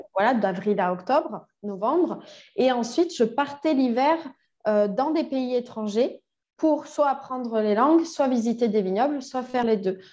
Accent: Toulouse, Occitania, France; moved away as an adult; also born or lived in Quebec, Canada; now in Bordeaux, France; j'ai grandi à Toulouse

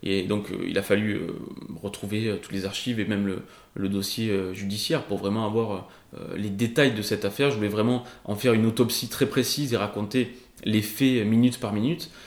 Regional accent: Avignon, Provence-Alpes-Côte d'Azur, France; also born or lived in Rochefort-du-Gard / Les Angles / Paris; chez moi, à Avignon

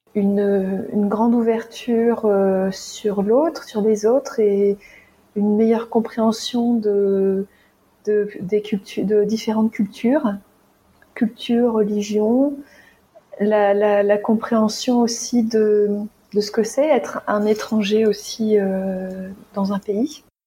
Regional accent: France; moved away as an adult; j'avais 27 ans quand on est parti, on a quitté la France

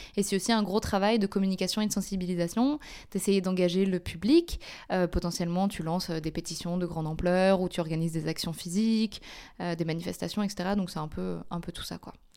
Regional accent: Paris, Île-de-France, France; moved away as an adult; also born or lived in Belgium; now in Brussels, Belgium; donc je suis belge, mais j'ai grandi en France. et donc j'ai fait toute ma scolarité et ma première partie d'université à Paris

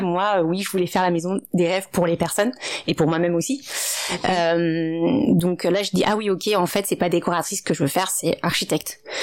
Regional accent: Paris, Île-de-France, France; also born or lived in Maubeuge / Ivry-sur-Seine / China; mes parents ont déménagé euh, quand j'avais 3 ans dans le 18e arrondissement de Paris, dans le quartier de Max où il y a actuellement encore toujours une petite communauté asiatique. Donc j'ai fait toute mon enfance là-bas.

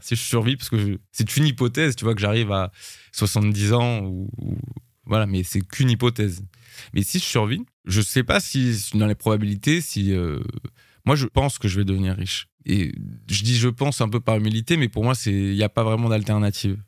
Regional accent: France; je suis français

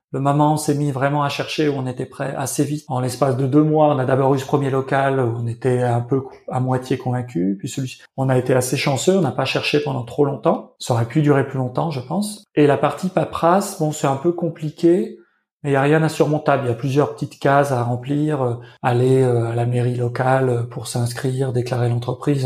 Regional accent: Lyon, Auvergne-Rhône-Alpes, France; moved away as an adult; now in Berlin, Germany; Lyon, ma ville natale. Berlin, parce que c'est là où je vis depuis un moment

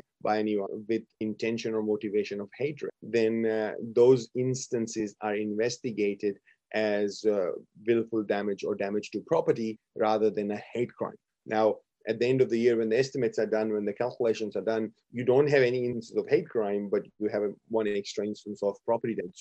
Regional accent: India; now in Brisbane, Australia; I come from India

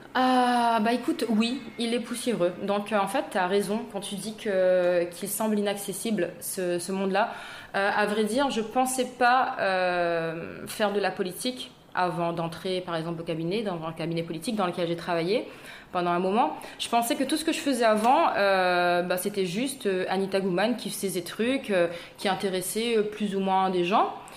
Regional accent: Saint-Benoît, East of Réunion, Réunion; moved away as an adult; also born or lived in Saint-André, Réunion / Paris, France / Los Angeles, United States; je suis née à Saint-Benoît, donc dans l'est de l'île.

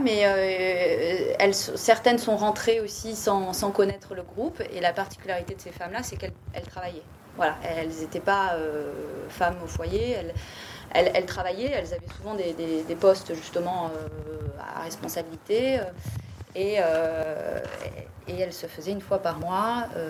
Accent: Bordeaux, Nouvelle-Aquitaine, France; also born or lived in Paris / Cap Ferret; j'ai grandi à Bordeaux

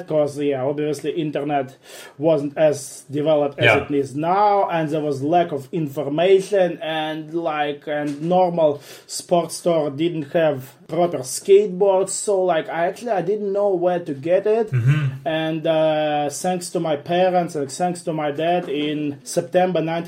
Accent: Cheboksary, Chuvash Republic, Russia; I grew up in Cheboksary

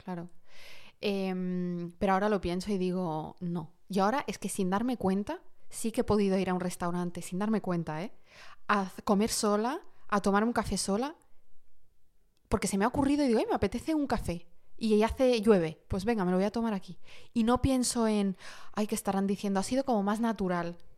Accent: Morocco; moved away; yo soy de origen marroquí

